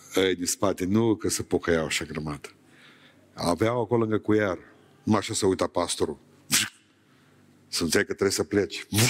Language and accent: Romanian; near Beiuș, Bihor County, Romania; also born or lived in Bucharest; exilat în satul meu, din Beiuș